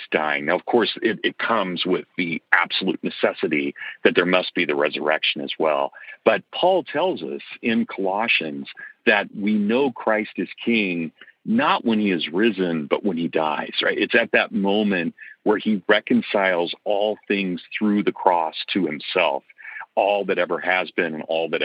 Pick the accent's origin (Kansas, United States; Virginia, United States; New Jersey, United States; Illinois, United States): Kansas, United States; accent: Kansas; My Kansas accent